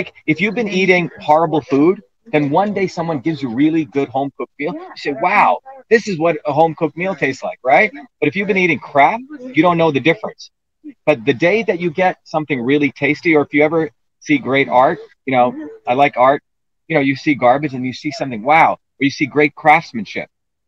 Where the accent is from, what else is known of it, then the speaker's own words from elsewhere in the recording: New Jersey, United States; When I was growing up in New Jersey, you know, I had a immigrant who was our landlord, an Italian immigrant.